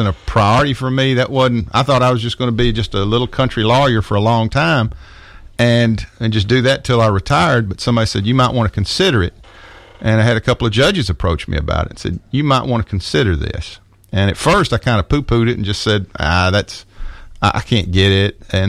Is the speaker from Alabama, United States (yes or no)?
yes; Tuscumbia, Alabama, United States; moved away as an adult; also born or lived in Nashville, Tennessee; Well, I grew up in northwest Alabama, in the Shoals area, Tuscumbia, Sheffield. All of my folks were from there. They go back to almost the 1700s down there.